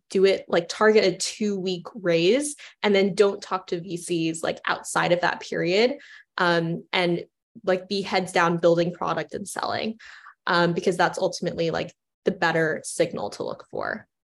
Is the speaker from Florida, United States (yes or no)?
yes; Orlando, Florida, United States; moved away; I grew up in Orlando, Florida, and I went to the Kennedy Space Center every weekend